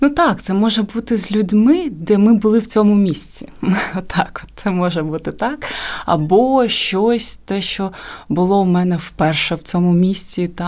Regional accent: Kherson, Kherson Oblast, Ukraine; moved away as an adult; now in Kyiv, Ukraine; я там я сама з Херсону, але е, прожила там уже 10 років і туди переїхала навчатись в Національну академію художник, на художника.

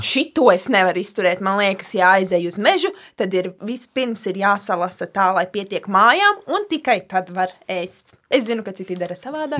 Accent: Lubāna, Latvia; now in Riga, Latvia; es nāku no Lubānas

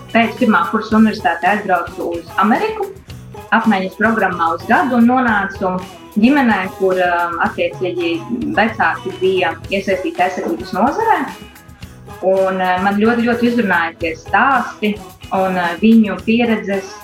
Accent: Rēzekne, Latgale, Latvia; Reizekne esmu dzimusi, pabeidzu Reizeknes pirmo vidusskolu

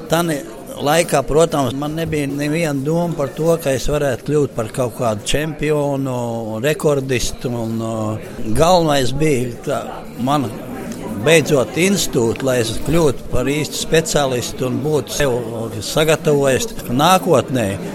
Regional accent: Latvia; es esmu no Latvijas

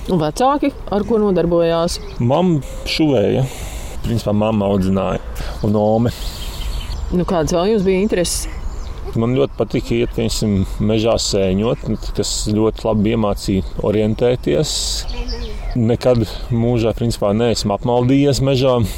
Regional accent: Salaspils, Salaspils Municipality, Latvia; Jā, esmu no Salaspilsnes pie Rīgas.

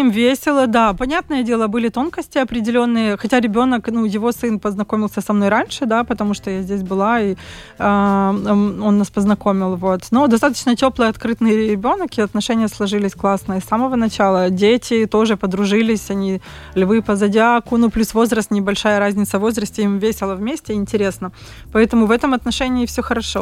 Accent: Kyiv, Ukraine; moved away as an adult; now in Riga, Latvia; я сама из Киева

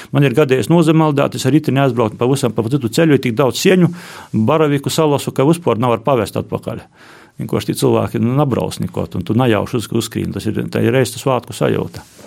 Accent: Latgale, Latvia; also born or lived in Riga; latgola ir mana dzimto puse, kur es esmu dzimis, izaugs.

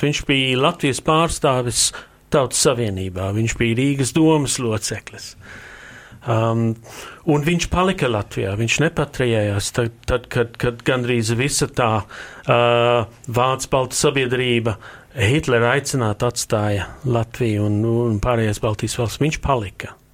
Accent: England, United Kingdom; kad es augu Anglijā

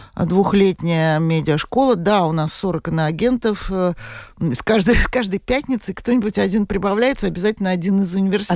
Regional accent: Moscow, Russia; moved away as an adult; Я москвичка. Э, я там родилась, выросла и проработала, извините меня, до пенсии.

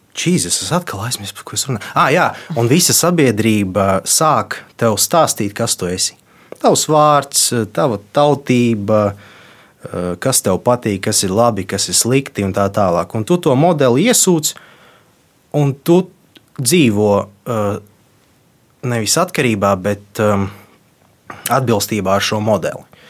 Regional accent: Latvia; first language Russian; Latvian is a second language; esmu dzīvojis visu mūžu Latvijā, mana identitāte ir formējusies Latvijā

